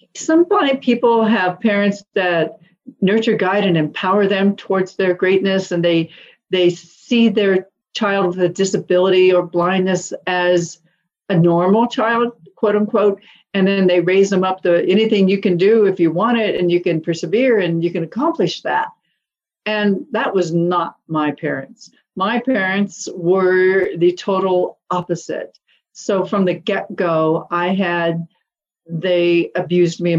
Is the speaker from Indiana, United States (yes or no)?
yes; Indianapolis, Indiana, United States; I was born in Indianapolis, Indiana, 1953, to upper middle class parents